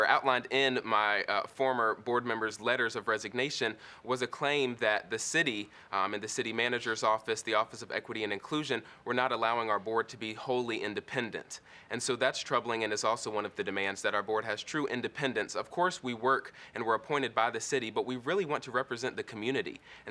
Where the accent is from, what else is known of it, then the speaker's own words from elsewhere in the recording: Raleigh, North Carolina, United States; someone who's been born and raised in Raleigh